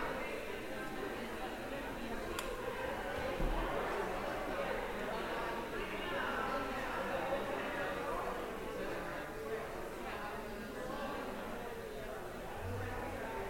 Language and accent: English; Rhode Island, United States; we're from Rhode Island.